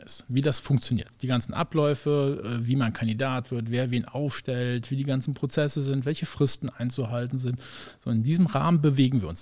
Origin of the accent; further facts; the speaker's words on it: Germany; wir als Deutsche